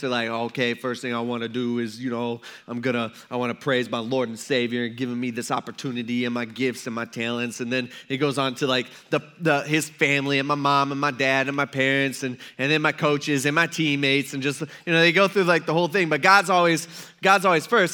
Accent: Fremont, Ohio, United States; now in Tiffin, United States; I grew up in Fremont

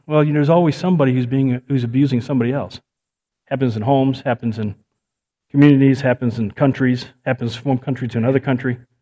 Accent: United States; I'm an American

